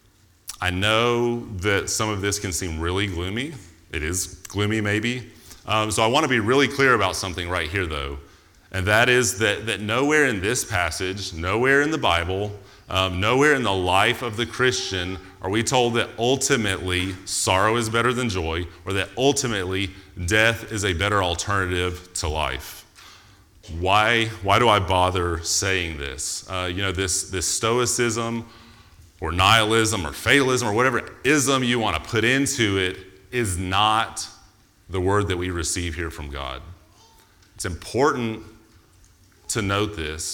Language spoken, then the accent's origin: English; United States; because I'm American